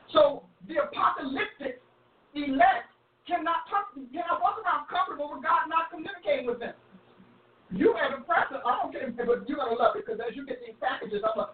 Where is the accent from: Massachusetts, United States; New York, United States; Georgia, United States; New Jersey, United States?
New Jersey, United States; I'm from Jersey. no, I'm Jersey girl.